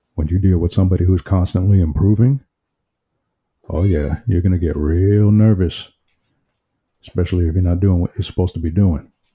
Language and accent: English; New York City, New York, United States; I'm from Brooklyn, New York.